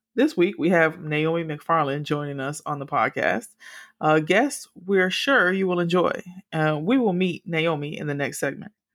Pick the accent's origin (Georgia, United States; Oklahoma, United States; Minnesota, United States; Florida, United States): Florida, United States; Miami; I grew up in Miami, but still, it's a part of crazy ass Florida